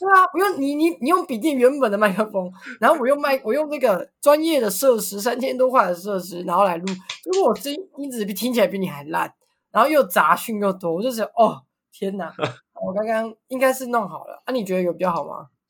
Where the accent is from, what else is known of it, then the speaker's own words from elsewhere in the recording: Taiwan; 你来台湾来一次就会知道为什么我们要反中共